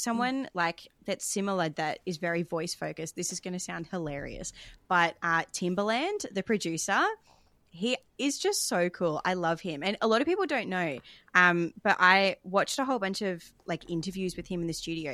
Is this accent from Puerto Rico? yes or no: no; Australia; I grew up singing in the Australian Girls Choir, as a lot of people do, um, throughout my childhood